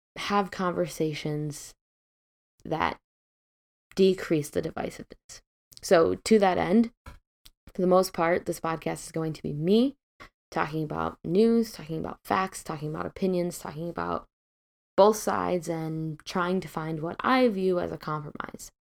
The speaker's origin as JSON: {"language": "English", "region": "Midwest", "country": "United States", "tie": "born or raised there", "moved": "yes", "lives_now": "West Coast, United States", "said": "I'm originally from the Midwest. I grew up in a relatively liberal town"}